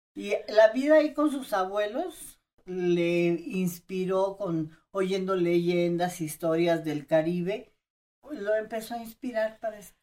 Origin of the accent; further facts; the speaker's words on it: Chiapas, Mexico; Yo vengo de Chiapas